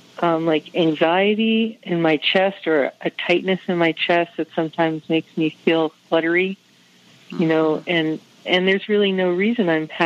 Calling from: Maine, United States; I'm calling you from Maine

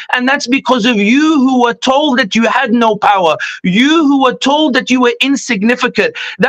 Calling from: London, United Kingdom; I'll be honest with you, I'm speaking from London. I know you guys are in the US

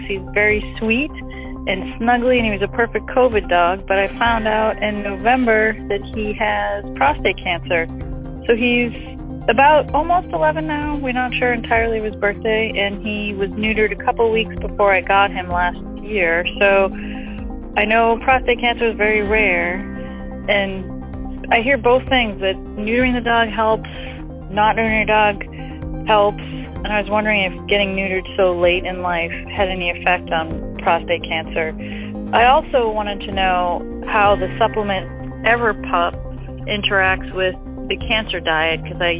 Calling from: Annapolis, Maryland, United States; I'm calling from Annapolis, Maryland.

